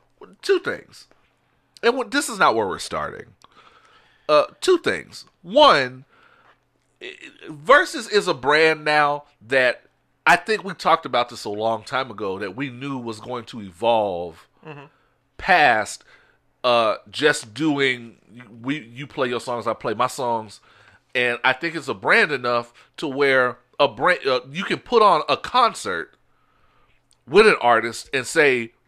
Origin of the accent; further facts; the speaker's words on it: New York, United States; I told y'all I'm from New York.